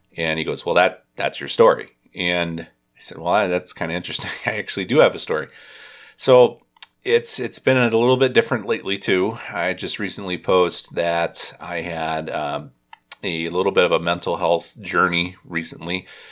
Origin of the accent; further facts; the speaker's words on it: Indiana, United States; now in Wisconsin, United States; I was from Indiana